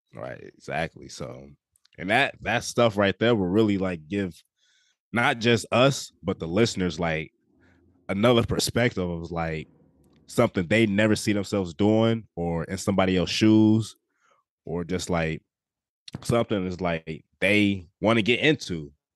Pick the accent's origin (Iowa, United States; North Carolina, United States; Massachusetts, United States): Iowa, United States; I'm twenty-two years old out of Iowa.